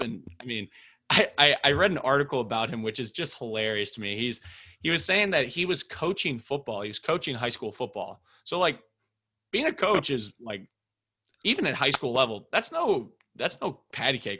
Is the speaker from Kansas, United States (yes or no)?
no; Minneapolis, Minnesota, United States; I'm from Minneapolis